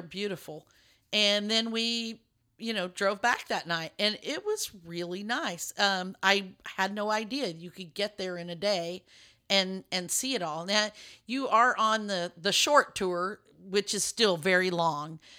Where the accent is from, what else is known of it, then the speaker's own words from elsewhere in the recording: Lubbock, Texas, United States; now in Dallas, United States; I grew up in West Texas